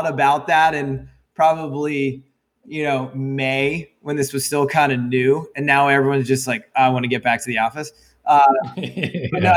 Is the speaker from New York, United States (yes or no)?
no; Annapolis, Maryland, United States; grew up in Annapolis, Maryland.